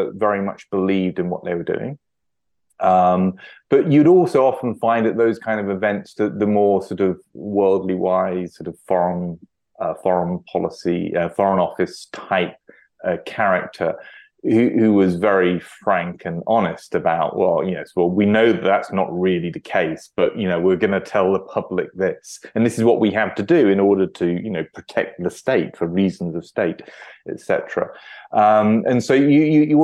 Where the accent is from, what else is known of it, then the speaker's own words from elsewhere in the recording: United Kingdom; as a British citizen